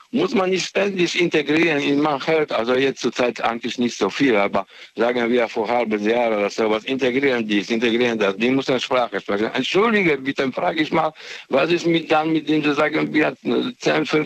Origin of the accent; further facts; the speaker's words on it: Ludwigshafen, Rhineland-Palatinate, Germany; auch aus, äh, ich bin aus Ludwigshafen, ja.